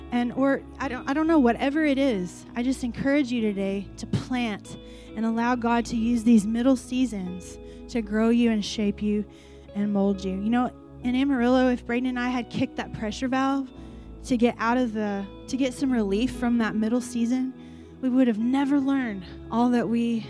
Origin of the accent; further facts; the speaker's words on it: Iran; I mean, like, I'm from Iran. Do you even know where that is?